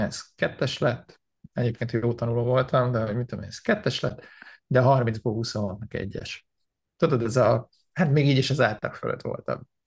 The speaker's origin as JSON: {"language": "Hungarian", "country": "Hungary", "tie": "born or raised there", "also_born_or_lived": "Canada", "moved": "as an adult", "lives_now": "United States"}